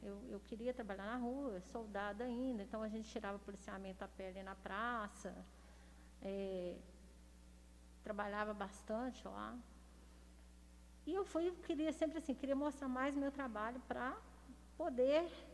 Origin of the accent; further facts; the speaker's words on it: Belo Horizonte, Minas Gerais, Brazil; moved away as an adult; now in Lagoa Santa, Brazil; Eu nasci em Belo Horizonte